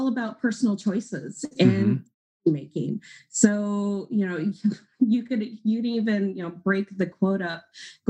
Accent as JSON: {"language": "English", "region": "Washington", "country": "United States", "said": "I'm from Washington State, but I live in, it's called the Tri-Cities community"}